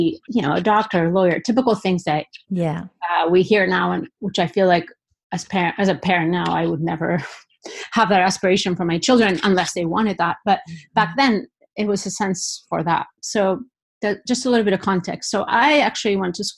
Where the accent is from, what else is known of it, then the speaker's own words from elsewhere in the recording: Basque Country, Spain; moved away as an adult; also born or lived in Denver, United States / Florida, United States; now in Seattle, United States; I'm originally from the Basque Country in Spain. So I feel like a lot of my work is influenced by my upbringing